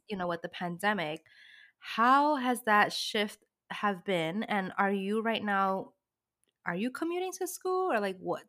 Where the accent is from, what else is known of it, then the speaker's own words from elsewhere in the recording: New York City, New York, United States; also born or lived in Brooklyn; I grew up in the city